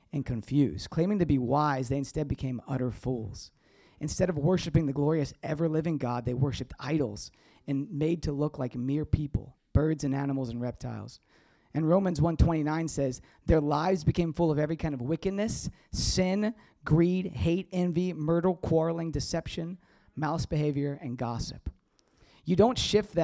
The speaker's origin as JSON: {"language": "English", "region": "the South", "country": "United States", "said": "I'm from the South."}